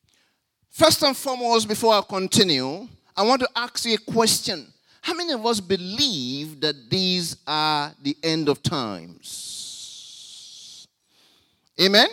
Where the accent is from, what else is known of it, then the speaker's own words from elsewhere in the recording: Nigeria; now in Australia; When we were growing up in Nigeria